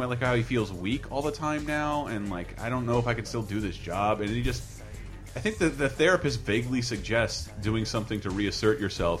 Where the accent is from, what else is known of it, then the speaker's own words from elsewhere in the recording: Tallahassee, Florida, United States; they shot in my hometown, Tallahassee, Florida.